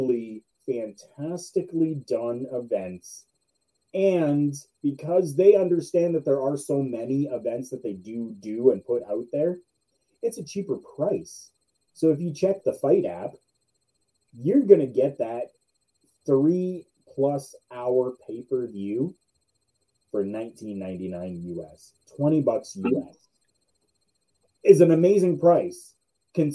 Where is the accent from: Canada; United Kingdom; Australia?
Canada; I'm Canadian